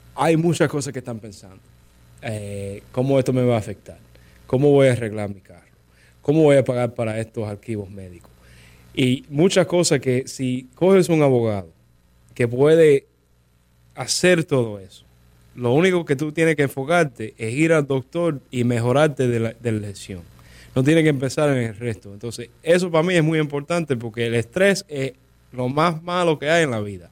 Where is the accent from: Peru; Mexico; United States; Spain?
United States; West Palm Beach, Florida; yo fui a high school aquí en West Palm Beach